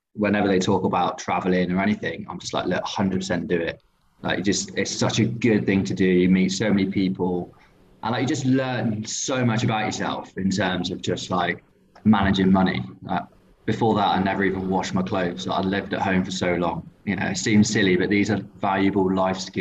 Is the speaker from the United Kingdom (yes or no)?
yes; England, United Kingdom; I'm like an English blagger